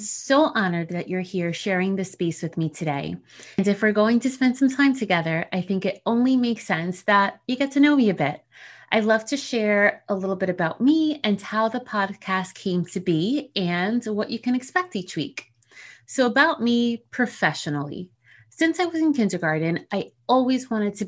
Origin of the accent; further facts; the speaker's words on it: New Jersey, United States; accent: Jersey; first language Spanish; English is a second language; in case you couldn't tell from the supposed accent people say I have, I'm a Jersey girl.